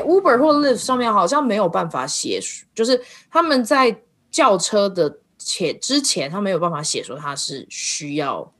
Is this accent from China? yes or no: no; Taiwan; moved away; 我在台湾长大的过程里面